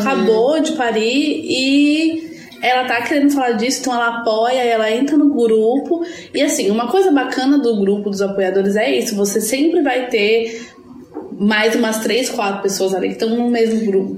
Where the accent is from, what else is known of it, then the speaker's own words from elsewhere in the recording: São Paulo, Brazil; now in Florianópolis, Brazil; Eu sou de São Paulo, mas estou falando de Florianópolis